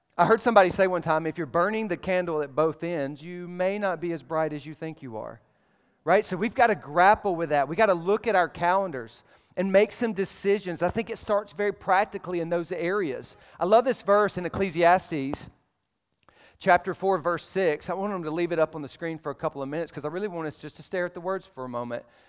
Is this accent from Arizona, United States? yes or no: no; Alabama, United States; I'm from Alabama